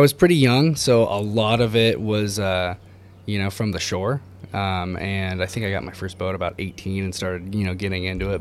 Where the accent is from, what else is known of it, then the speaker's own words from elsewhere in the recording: Ojai, California, United States; born and raised in Ojai